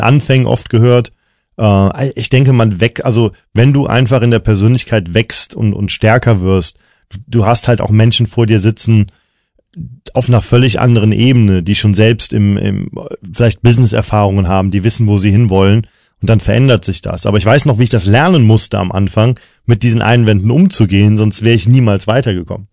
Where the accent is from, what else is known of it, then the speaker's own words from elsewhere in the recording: Cologne, North Rhine-Westphalia, Germany; ich bin Kölner